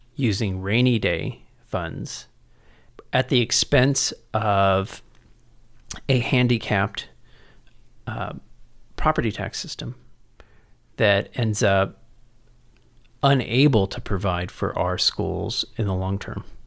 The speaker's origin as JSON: {"language": "English", "town": "San Antonio", "region": "Texas", "country": "United States", "tie": "born or raised there", "also_born_or_lived": "College Station / Cambridge, Massachusetts / San Francisco", "said": "I was born and raised here in San Antonio, and graduated from Central Catholic"}